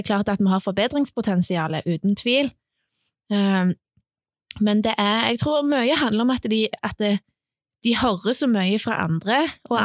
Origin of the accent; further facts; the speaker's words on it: Sandnes, Rogaland, Norway; now in Klepp, Norway; Jeg er egentlig fra Sandnes, men jeg bor på Klepp